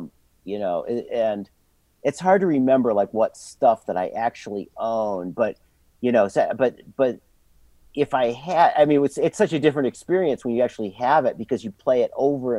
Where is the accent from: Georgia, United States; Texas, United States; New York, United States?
New York, United States; Endicott; I grew up entirely in Endicott.